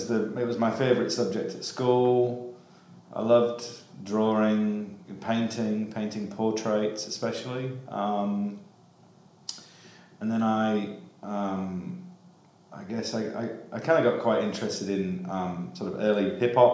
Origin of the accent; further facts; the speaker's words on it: Cottingham, Yorkshire and the Humber, United Kingdom; moved away; I'm originally from a small town called Cottingham, just on the outskirts of Hull in East Yorkshire